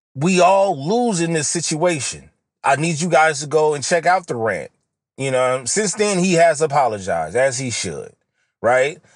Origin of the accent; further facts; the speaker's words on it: West Coast, United States; accent: West Coast; my Western, Southern accent comes out. My West Coast accent comes out.